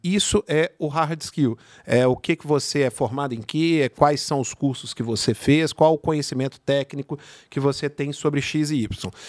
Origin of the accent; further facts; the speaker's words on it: Belo Horizonte, Minas Gerais, Brazil; accent: mineiro; now in São Bernardo do Campo, Brazil; acho que o sotaque aqui já deu para você entender que não sou é, carioca né? e nem paulista. Sou mineiro de Belo Horizonte